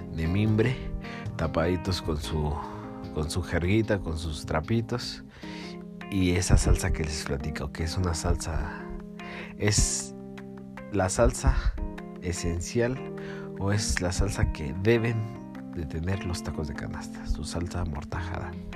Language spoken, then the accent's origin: Spanish; Mexico City, Mexico; yo soy de la Ciudad de México